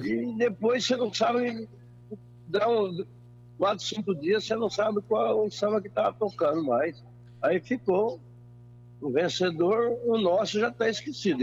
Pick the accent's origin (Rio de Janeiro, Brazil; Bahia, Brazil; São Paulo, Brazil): São Paulo, Brazil; interior of; moved away; para minha terra também, que é Fora Rica, que sou do interior de São Paulo